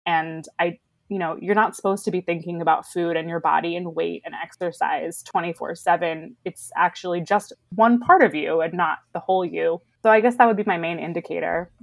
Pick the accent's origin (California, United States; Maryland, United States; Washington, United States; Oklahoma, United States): Maryland, United States; Baltimore; moved away as an adult; also born or lived in Chicago / New York City; now in Los Angeles, United States; I grew up in Baltimore